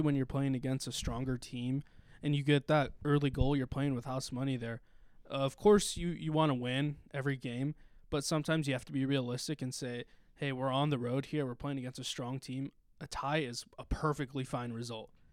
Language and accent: English; Stockton, California, United States; also born or lived in Manteca, California; I'm from Stockton, California, although I went to high school in Manteca at East Union